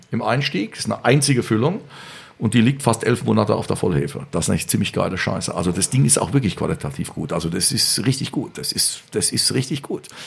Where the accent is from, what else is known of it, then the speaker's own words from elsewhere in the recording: Bavaria, Germany; Bei uns in Bayern jetzt?